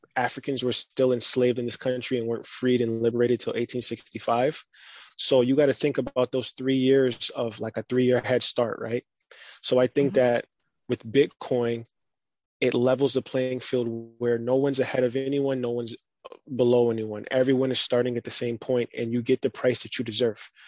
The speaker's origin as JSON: {"language": "English", "country": "United States", "tie": "born or raised there", "also_born_or_lived": "Barbados", "said": "I was born in America, but I lived in Barbados for four years, and then I would go back and forth every summer"}